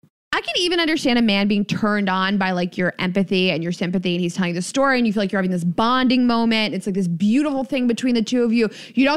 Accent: North Carolina, United States; Now, I'm from North Carolina, so trust me, I've seen some religious shit in my day

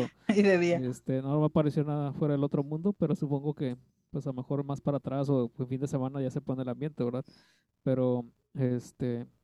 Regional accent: Tlaxcala, Mexico; Soy de Tlaxcala, del lugar que no existe.

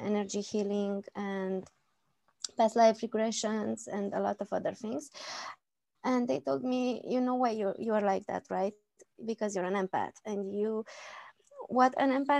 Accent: Romania; I'm from Romania

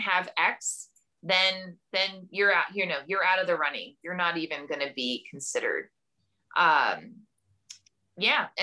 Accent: Camden, New Jersey, United States; I grew up in Camden, New Jersey, which at the time was one of the most dangerous cities in America

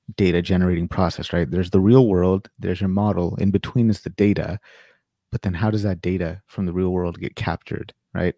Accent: Sacramento, California, United States; moved away as an adult; now in Winnipeg, Canada; originally I'm from California, Sacramento, California, born and raised

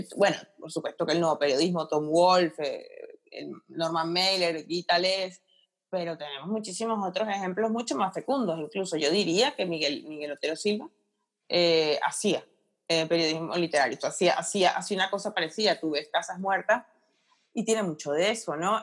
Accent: Caracas, Capital District, Venezuela; moved away as an adult; also born or lived in central region, Venezuela; now in Spain; nací en Caracas, lo que pasa es que tengo, tengo mucha familia en ah. la región central.

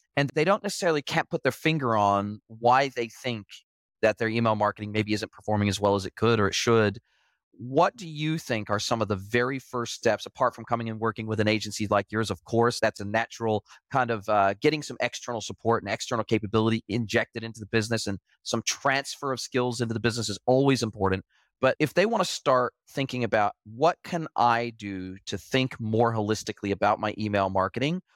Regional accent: United States; moved away as an adult; I grew up in the United States

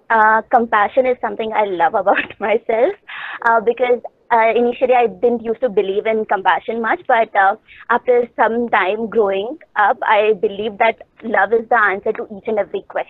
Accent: Delhi, India; as Didi shared, I'm from Delhi, and I'm studying in 12th grade

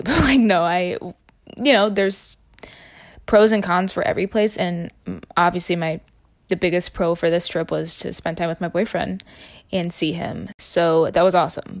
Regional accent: Illinois, United States; I'm from Illinois

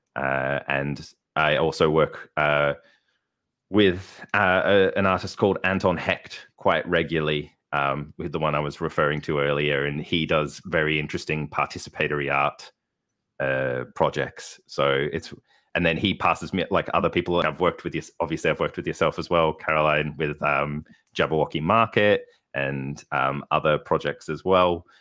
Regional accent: Melbourne, Victoria, Australia; moved away as an adult; now in Darlington, United Kingdom; I was born in Melbourne, Australia, um, grew up there, uh, and studied there until, till I was twenty-three

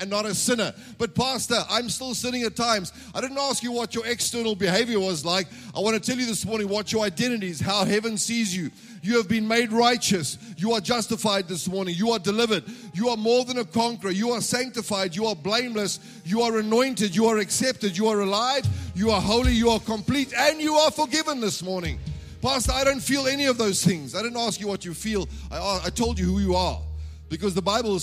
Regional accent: South Africa; I'm born in this country. I'm a South African citizen.

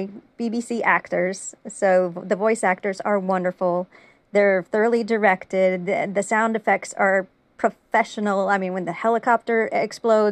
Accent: United States; I'm American

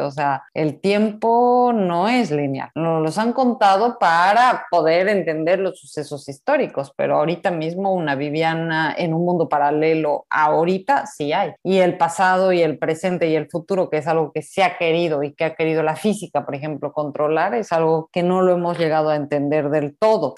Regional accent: Mexico; yo soy mexicana, bien, bien mexicana

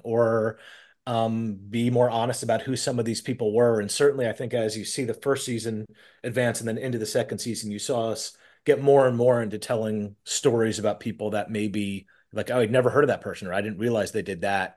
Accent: New York, United States; I'm from New York

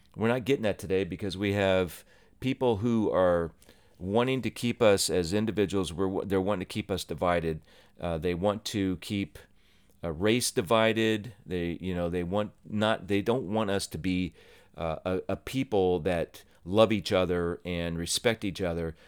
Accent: Ohio, United States; moved away as an adult; also born or lived in New Jersey; I was born and raised in Ohio, lived here for about 19 years

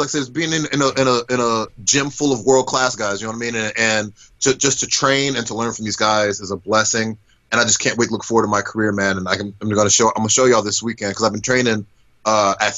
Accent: Georgia, United States; moved away as an adult; also born or lived in Florida; now in Orlando, United States; I moved from Florida to Georgia when I was six

